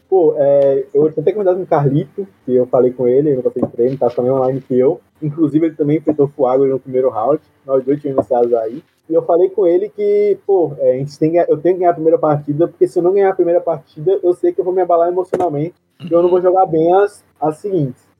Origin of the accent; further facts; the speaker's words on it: Southern Bahia, Brazil; sou do Temo Sul da Bahia, tenho 19 anos